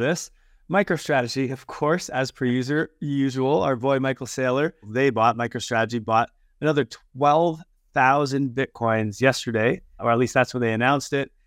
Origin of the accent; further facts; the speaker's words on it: Canada; I'm Canadian